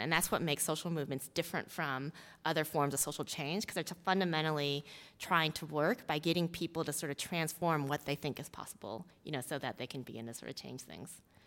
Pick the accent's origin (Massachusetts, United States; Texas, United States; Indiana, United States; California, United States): Texas, United States; Houston; I grew up in Texas, in Houston, Texas, um, as a daughter of Korean immigrants